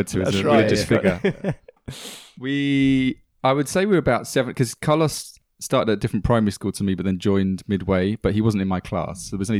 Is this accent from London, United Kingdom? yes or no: yes; Greenford, London, United Kingdom; So when someone says, where are you from? I say Ealing, because that's where we went out.